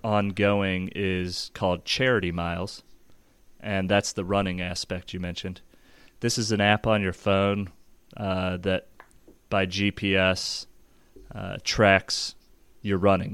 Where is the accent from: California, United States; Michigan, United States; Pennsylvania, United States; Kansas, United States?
Kansas, United States; Overland Park; grew up just south of Kansas City, Overland Park, Kansas